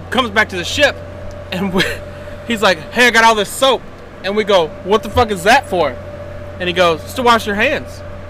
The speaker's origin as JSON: {"language": "English", "region": "the South", "country": "United States", "said": "I'm from the South."}